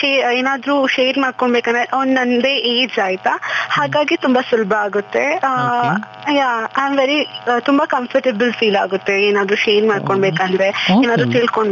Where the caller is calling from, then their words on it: Coorg, Karnataka, India; I'm calling from Coorg, especially from my village.